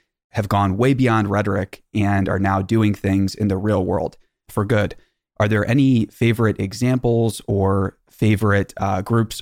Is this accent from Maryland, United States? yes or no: yes; Maryland, United States; I'm from a small town in Maryland in America